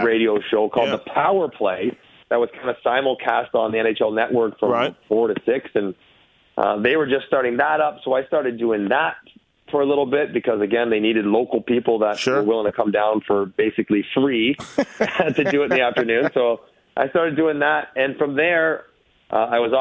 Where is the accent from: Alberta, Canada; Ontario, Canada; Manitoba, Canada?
Ontario, Canada; Toronto; I loved living in my hometown.